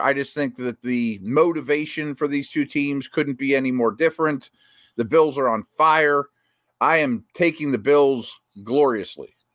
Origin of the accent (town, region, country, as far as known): Pittsburgh, Pennsylvania, United States; born or raised there